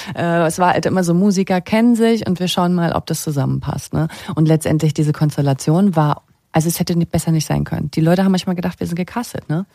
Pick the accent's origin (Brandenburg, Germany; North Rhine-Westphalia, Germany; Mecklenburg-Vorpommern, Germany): Mecklenburg-Vorpommern, Germany; Usedom; moved away; meine Kindheit in Mecklenburg-Vorpommern